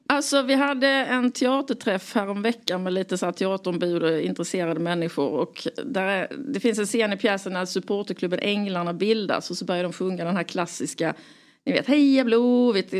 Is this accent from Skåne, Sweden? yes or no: yes; Skåne, Sweden; now in Stockholm, Sweden; jag är från Skåne